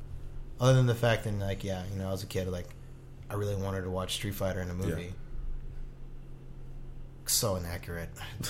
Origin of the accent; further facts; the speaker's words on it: Long Beach, California, United States; I'm from Long Beach